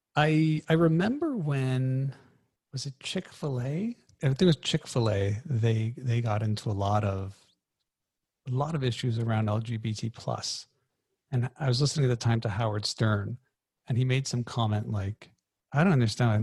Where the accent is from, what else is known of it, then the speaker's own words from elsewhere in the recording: Canada; I'm Canadian.